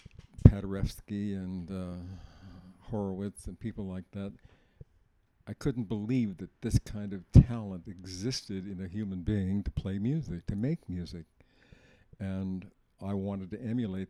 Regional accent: Oakland, California, United States; I was born in Oakland, California, September the 3rd, 1934

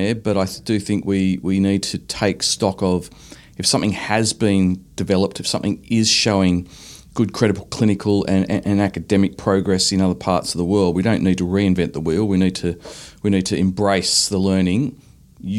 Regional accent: Australia

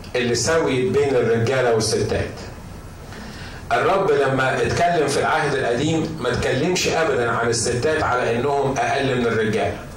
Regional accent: Egypt; عندنا في مصر

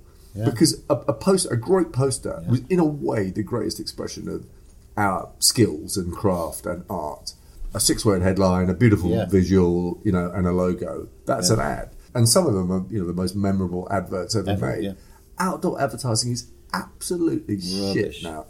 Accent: East Africa, Kenya; also born or lived in England; I was born in England. But I was brought up in East Africa.

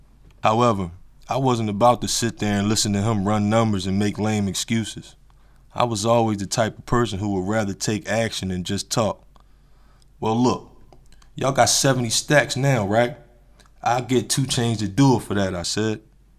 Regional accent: Atlanta, Georgia, United States; which was about 5.5 hours away from my hometown of Atlanta, Georgia.

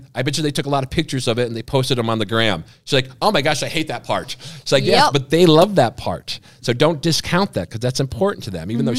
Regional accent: Schenectady, New York, United States; moved away; I grew up in Schenectady, New York

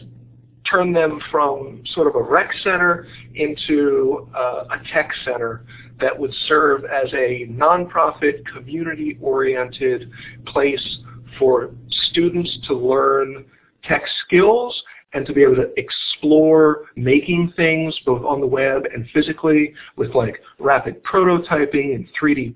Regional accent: Baltimore, Maryland, United States; the culture of where I grew up and here in Baltimore

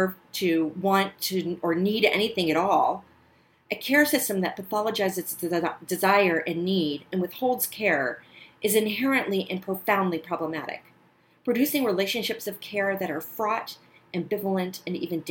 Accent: the panhandle of Florida, United States; I grew up in the panhandle of Florida in the 70s and 80s

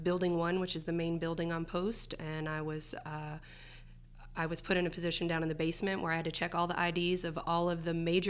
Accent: Seaside Heights, New Jersey, United States; I am originally from New Jersey.

